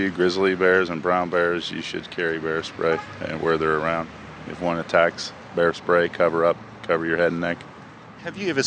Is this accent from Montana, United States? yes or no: no; Washington, United States; I grew up outside Seattle. There's a lot of black bears in Washington.